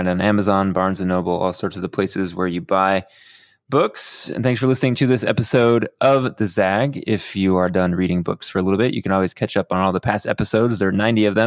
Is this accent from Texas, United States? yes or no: yes; Houston, Texas, United States; moved away; I grew up in Houston